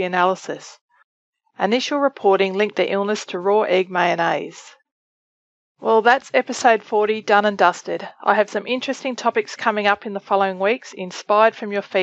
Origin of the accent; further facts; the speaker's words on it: Australia; moved away; from my home country of Australia